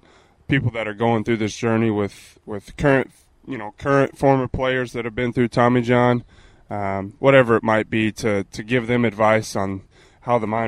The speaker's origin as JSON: {"language": "English", "region": "Texas", "country": "United States", "said": "I'm also from Texas"}